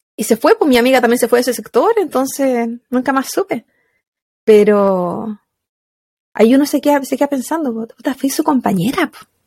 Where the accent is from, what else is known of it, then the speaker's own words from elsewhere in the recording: Valparaíso, Chile; moved away as an adult; also born or lived in Placilla; now in United States; Yo soy de Valparaíso, Valparaíso, Chile